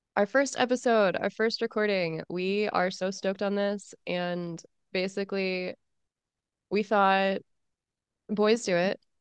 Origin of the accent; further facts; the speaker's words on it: United States; I am American.